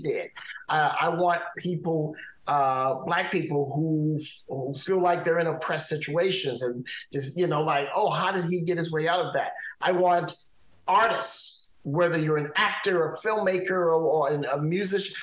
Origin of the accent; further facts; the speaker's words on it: Midwest, United States; as a teenager growing up in the Midwest